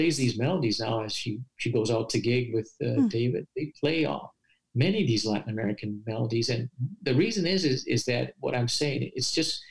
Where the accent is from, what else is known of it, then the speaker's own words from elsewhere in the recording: Paraguay; And so that was very noticeable that growing up in Paraguay, you had all these successful musicians of folk music traveling around the world, you know.